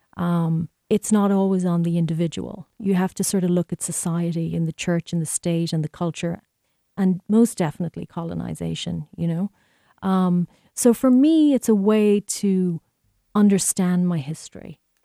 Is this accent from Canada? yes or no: no; Ireland; moved away as an adult; now in United States; growing up in Ireland